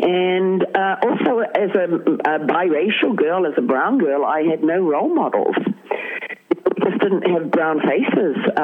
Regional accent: Bay of Islands, Northland, New Zealand; I grew up in the Bay of Islands

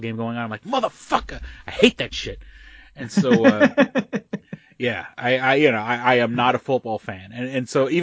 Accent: New York, United States; being a New Yorker

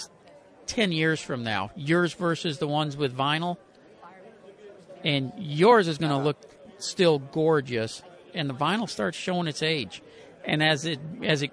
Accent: Pasadena, Texas, United States; my hometown of Pasadena

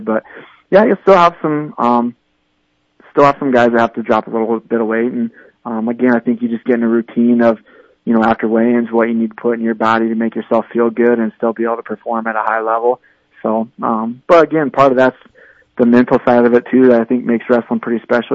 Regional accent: Indiana, United States; moved away as an adult; now in South Dakota, United States; I'm from Indiana originally

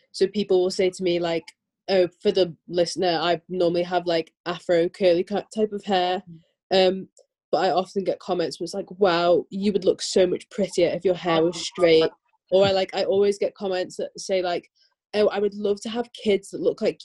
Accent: Derby, East Midlands, United Kingdom; also born or lived in Isle of Man; I'm from Derby in England

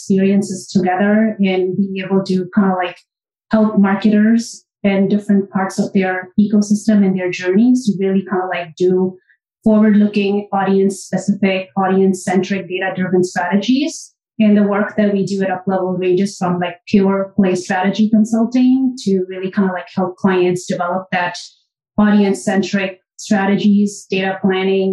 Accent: India; moved away as an adult; now in New York City, United States; I am born and raised in India, and I've kind of like done my education in India, and I moved here probably around 20 years ago

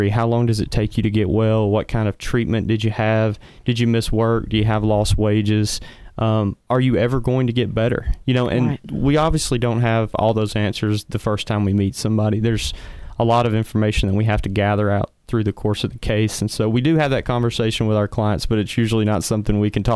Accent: the Shoals, Alabama, United States; now in Huntsville, United States; I'm originally from the Shoals area.

